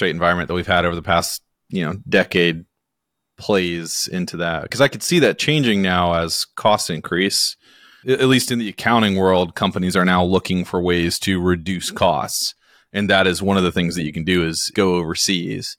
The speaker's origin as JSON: {"language": "English", "town": "Hickory", "region": "North Carolina", "country": "United States", "said": "I'm from Hickory, North Carolina"}